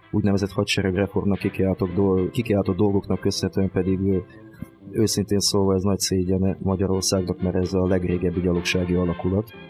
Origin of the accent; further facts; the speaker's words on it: Transcarpathia, Zakarpattia Oblast, Ukraine; also born or lived in Tolyatti, Russia; now in Hungary; mint ez már kiderült a felvezetőből. Kárpátai születésű vagyok egyébként, csak a, sor, a történelmi sors mintora miatt kicsit máshol szocializálódtam